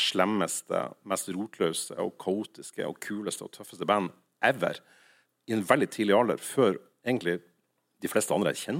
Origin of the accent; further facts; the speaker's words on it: Nordland, Norway; Og da jeg vokste opp i Nordland, så var det liksom … var det kule, og … var det døve.